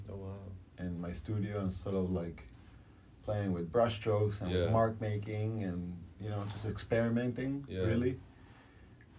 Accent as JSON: {"language": "English", "country": "Uruguay", "moved": "yes", "lives_now": "United States", "said": "I'm originally from Uruguay, you know, and I've been here in the States for about, 25 years now"}